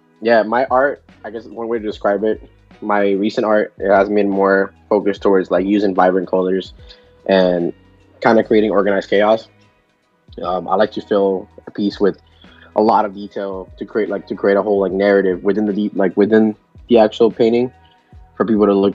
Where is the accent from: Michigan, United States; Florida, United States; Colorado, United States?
Florida, United States; South; first language Spanish; English is a second language; also born or lived in Nicaragua; I'm from South Florida. I was actually raised here, and I was born in Nicaragua, though.